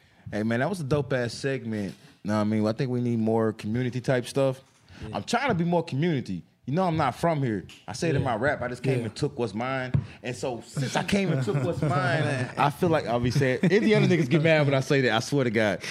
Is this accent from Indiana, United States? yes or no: yes; Fishers, Indiana, United States; also born or lived in Castleton; I mean, I grew up in fucking Castleton. I grew up in Castleton and Fishers.